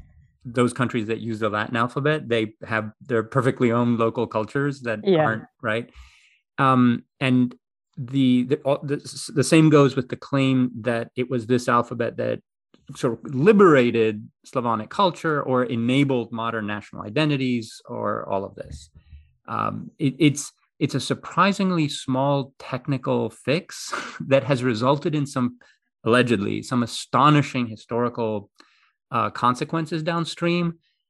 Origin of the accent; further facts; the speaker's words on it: Greece; So the funny thing is I grew up in Greece, right? But I couldn't speak Greek until I went to kindergarten, because there's raised by my mother, who's American.